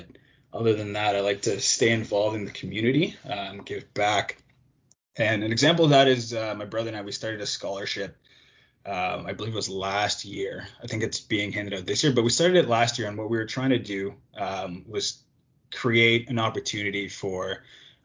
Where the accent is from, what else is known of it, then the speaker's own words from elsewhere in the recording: Toronto, Ontario, Canada; Born and raised in Toronto.